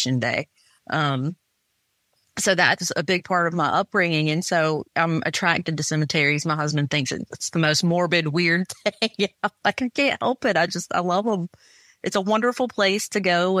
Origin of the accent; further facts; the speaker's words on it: Wilmington, North Carolina, United States; I grew up in Wilmington